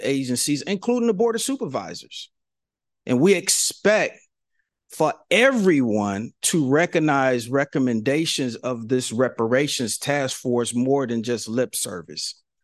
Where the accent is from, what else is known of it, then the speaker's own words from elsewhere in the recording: San Francisco, California, United States; I'm from San Francisco. I'm fifty-five years old